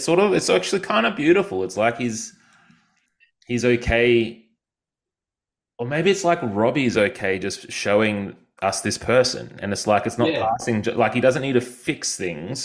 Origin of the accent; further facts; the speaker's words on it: Yarram, Victoria, Australia; now in Queensland, Australia; I'm from Victoria and I live in Queensland.